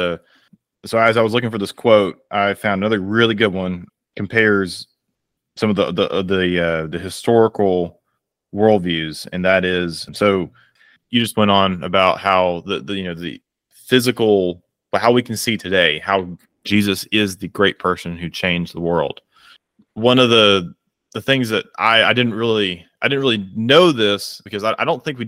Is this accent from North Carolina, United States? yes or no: no; Georgia, United States; moved away; I'm originally from Georgia